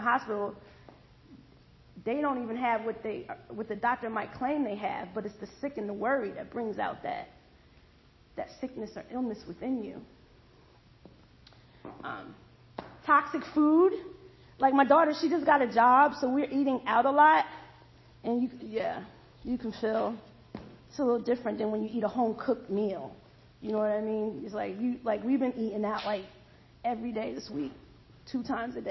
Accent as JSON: {"language": "English", "town": "Allentown", "region": "Pennsylvania", "country": "United States", "tie": "born or raised there", "also_born_or_lived": "Bethlehem, Pennsylvania", "moved": "yes", "lives_now": "Georgia, United States", "said": "I'm from Bethlehem, Pennsylvania. I was raised in Allentown."}